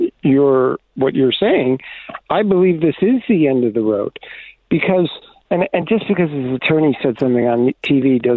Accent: New York, United States; I'm from New York

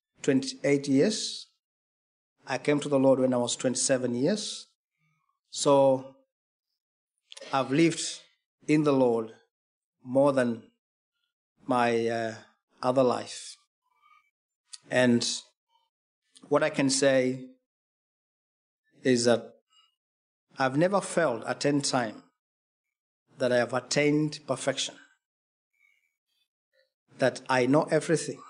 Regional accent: Kenya; I come from Kenya, eastern part of Africa

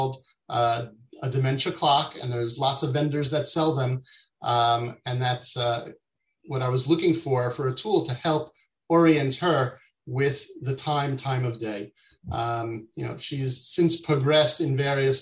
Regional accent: New York, United States; moved away as an adult; now in Israel; I grew up in New York, in the U.S., even though I'm based in Israel now. I moved out to Israel with my family in 99

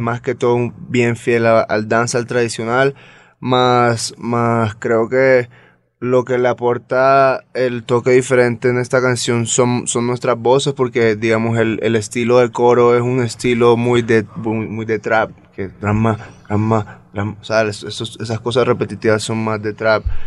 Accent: San Andrés, Providencia and Santa Catalina, Colombia; somos la única porción de tierra colombiana que estamos separados del resto

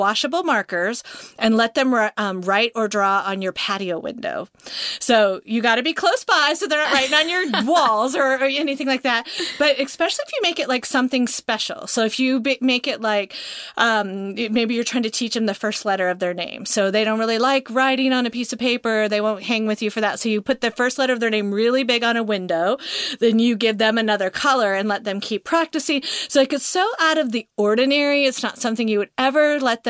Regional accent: Montana, United States; now in Georgia, United States; I grew up in Montana, so it's not cold ever to me in Georgia

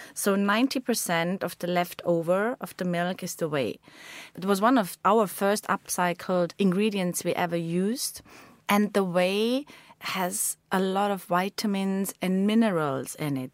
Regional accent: Bezau, Vorarlberg, Austria; I grew up in Bessau with a lot of friends, my family.

